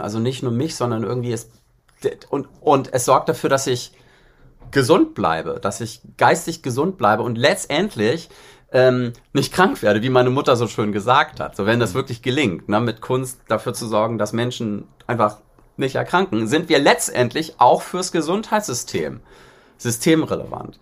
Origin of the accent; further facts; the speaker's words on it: Bad Schwartau, Schleswig-Holstein, Germany; first language German; moved away as an adult; also born or lived in Berlin; Also in Bad Schwartau, wo ich herkomme, äh, im Norden